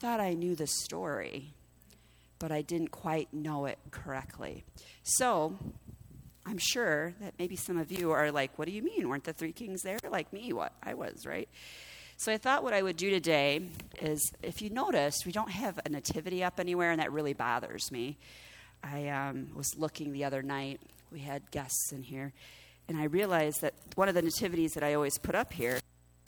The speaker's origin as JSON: {"language": "English", "country": "United States", "said": "As American Christians, we celebrate Thanksgiving."}